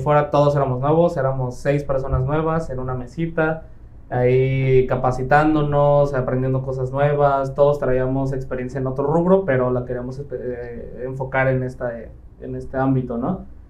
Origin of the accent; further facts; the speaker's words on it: Playa del Carmen, Quintana Roo, Mexico; also born or lived in Mexico City; soy de Ciudad de México, llevo aquí viviendo en Playa del Carmen aproximadamente 15, ya casi 16 años, prácticamente más de la mitad de mi vida, llegué cuando apenas iba a terminar sexto de primaria, entonces prácticamente aquí, aquí crecí